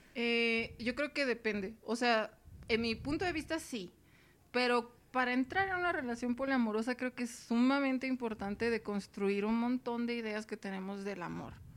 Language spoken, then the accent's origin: Spanish; Mexicali, Baja California, Mexico; accent: norteña; also born or lived in Tijuana; now in Mexico City, Mexico; soy de Mexicali, Baja California